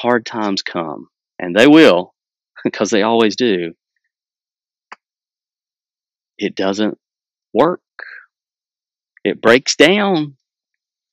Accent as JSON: {"language": "English", "country": "United States", "said": "I'm from Wilkes County"}